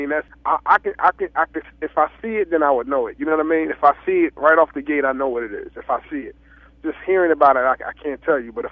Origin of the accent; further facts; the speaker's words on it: New Jersey, United States; I try to keep keep my mindset that I'm from Jersey, from South Jersey, from